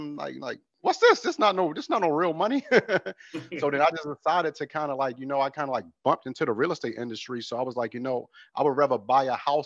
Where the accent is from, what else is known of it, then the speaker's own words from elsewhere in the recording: Baltimore, Maryland, United States; moved away as an adult; now in California, United States; I'm actually from Baltimore, Maryland